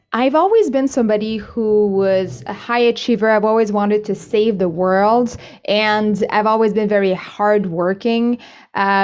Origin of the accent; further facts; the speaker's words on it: Canada; moved away as an adult; also born or lived in China; now in Spain; I'm originally Canadian, but I worked in China for a few years, and now I'm based in Spain.